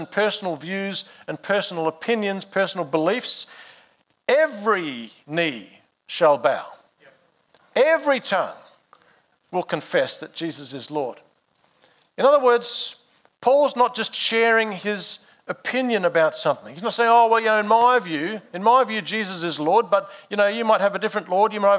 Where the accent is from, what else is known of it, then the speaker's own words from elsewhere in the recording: Adelaide, South Australia, Australia; I began my life in March 1967 when I was born in Adelaide.